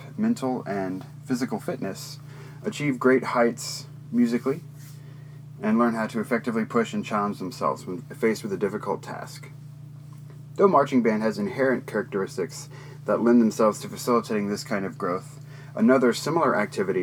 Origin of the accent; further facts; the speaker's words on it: Texas, United States; my home state of Texas